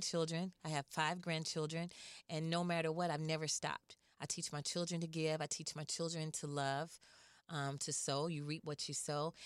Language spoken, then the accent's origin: English; Atlanta, Georgia, United States; I'm actually from Atlanta, Georgia.